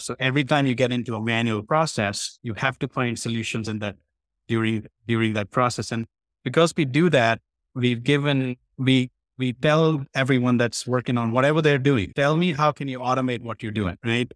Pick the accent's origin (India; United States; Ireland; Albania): India; moved away; I was from India. I was born there